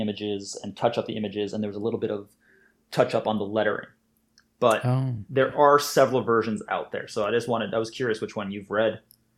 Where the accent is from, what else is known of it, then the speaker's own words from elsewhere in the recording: Canada; also born or lived in United Kingdom; now in Scotland, United Kingdom; I'm a Canadian and British cartoonist currently living in Scotland.